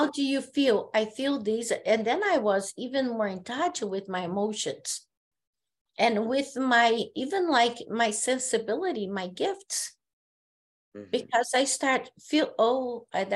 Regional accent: Brazil; first language Portuguese; English is a second language; moved away as an adult; I live here

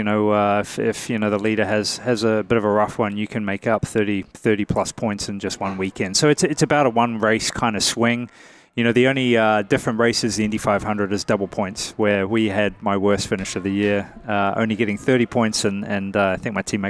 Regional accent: New Zealand; moved away; I'm a guy from New Zealand, man, very far away from here, small country of 4 or 5 million people

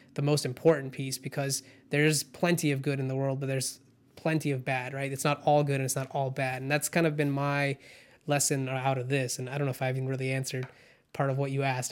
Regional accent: California, United States; also born or lived in India / Orange County, California / Irvine, California; I grew up in, you know, in, in California once we immigrated from India

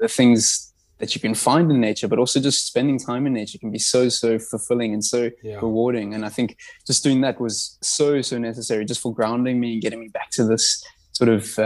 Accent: Durban, KwaZulu-Natal, South Africa; also born or lived in Johannesburg / Cape Town; now in Eastern Cape, South Africa; I grew up in Durban, spent time in Joburg, Cape Town

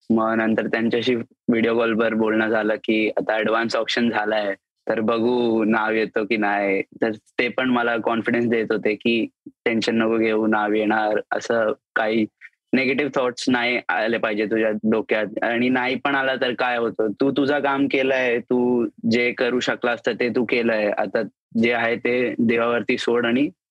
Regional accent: Rajasthan, India; मी आहे राजस्थानी आहे आमचं जेवण असतंच घी वगैरे

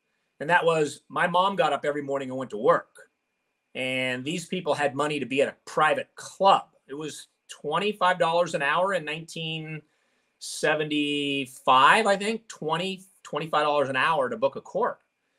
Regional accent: Kirkland, Washington, United States; I grew up in the Kirkland, Bellevue area in Seattle, Washington.

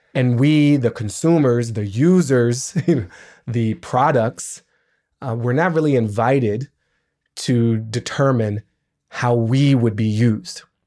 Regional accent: Washington, District of Columbia, United States; I grew up in Washington, D C

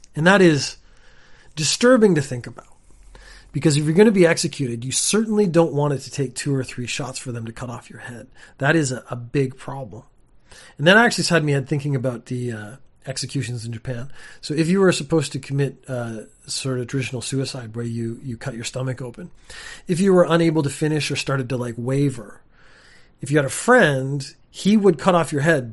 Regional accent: Canada; I come from Canada

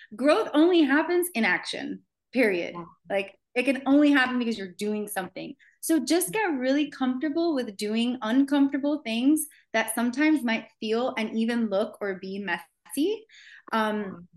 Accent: Miami, Florida, United States; I grew up in Miami, um, in the heart of like where celebrities live

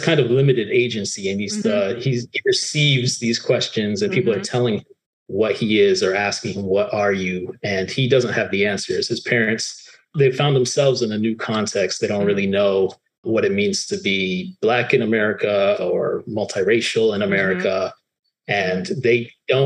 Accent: Miami, Florida, United States; growing up in Miami, where, you know, it's truly a city of immigrants

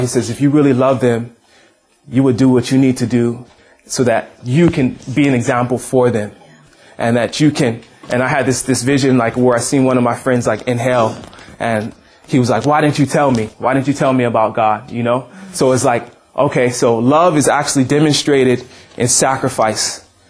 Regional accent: Hawaii, United States; I grew up in Hawaii

